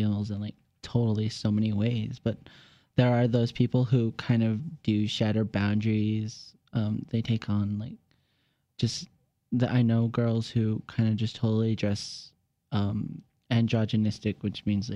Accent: Albuquerque, New Mexico, United States; I'm Native American, and I was born in Albuquerque, New Mexico as well.

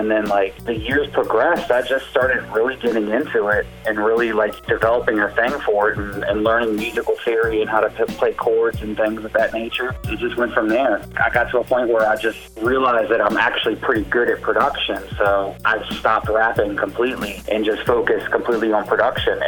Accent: Richmond, United States; I'm a producer from Richmond

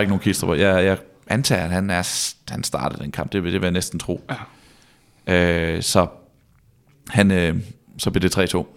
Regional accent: Vejle, Southern Denmark, Denmark; jeg er fra Vejle, og vokser ligesom vokset op på Vejle Stadion

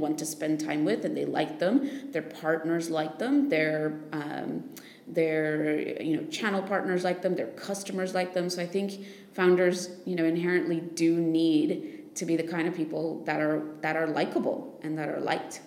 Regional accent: United States; I'm American

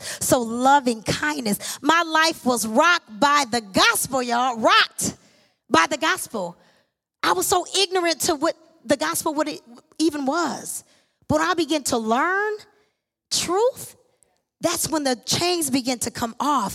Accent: Lansing, Michigan, United States; I was born and raised here in Lansing, Michigan

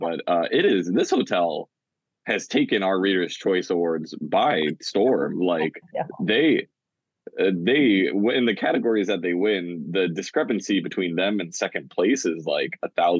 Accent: Oahu, Hawaii, United States; I'm from Oahu

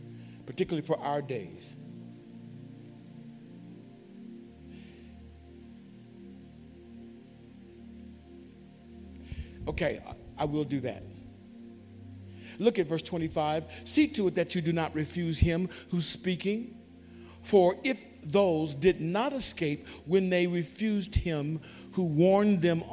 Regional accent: California, United States; I grew up in California, and in California, it was common to have earthquakes.

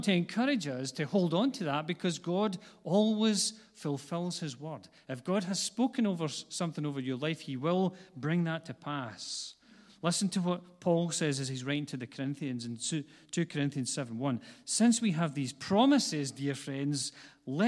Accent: Glasgow, Scotland, United Kingdom; I was born not far from here, and a lot of people don't know that, but I grew up on the east side of Glasgow, which is where my accent comes from

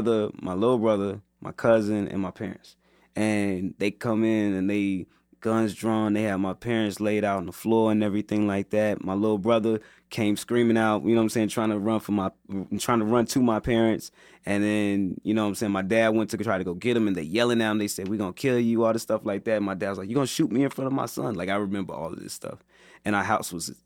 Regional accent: Chicago, Illinois, United States; I'm from the South Side, man, particularly West Englewood

